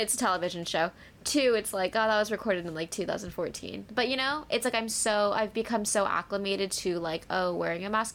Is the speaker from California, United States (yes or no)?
yes; Huntington Beach, California, United States; I just don't feel safe in my hometown